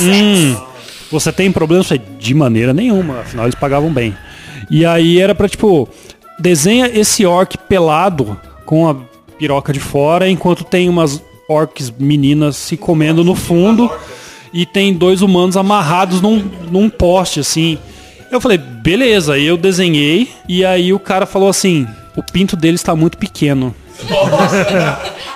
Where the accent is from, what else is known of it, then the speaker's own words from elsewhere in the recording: Araçatuba, São Paulo, Brazil; now in São Paulo, Brazil; Sou de Araçatuba